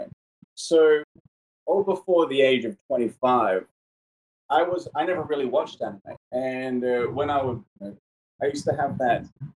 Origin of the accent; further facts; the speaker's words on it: Adelaide, South Australia, Australia; now in Gold Coast, Australia; I'm from Adelaide originally, and I live in the Gold Coast over in this place called Surfers Paradise